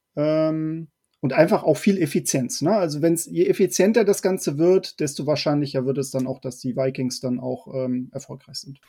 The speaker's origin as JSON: {"language": "German", "region": "Hamburg", "country": "Germany", "said": "ich ja auch ähm, ja, Nordlicht bin, aus Hamburg komme"}